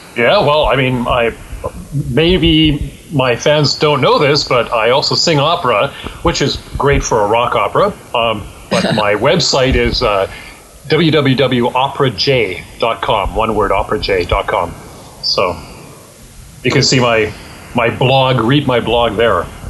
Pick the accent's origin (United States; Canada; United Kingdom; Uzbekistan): Canada; I am Canadian and I can work in Canada